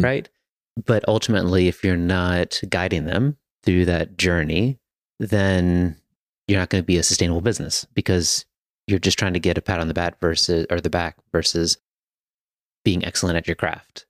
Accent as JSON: {"language": "English", "region": "Virginia", "country": "United States", "tie": "born or raised there", "moved": "yes", "lives_now": "Hillsborough, United States", "said": "I grew up in Virginia"}